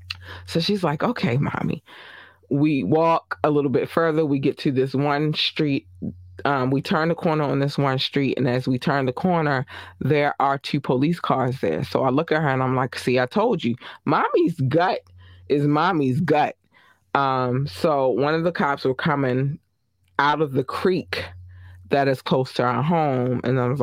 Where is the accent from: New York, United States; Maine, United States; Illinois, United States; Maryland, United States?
Maryland, United States; Baltimore; I grew up in Baltimore City. So the one thing that I noticed is that when they're flying a little lower and circling the helicopter, they're looking for somebody. I know this because I'm a hood baby, right?